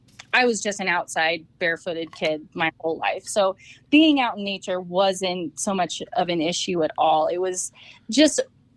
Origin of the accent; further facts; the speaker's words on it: Napa, California, United States; I grew up in Napa, so it's hard not to be into wine.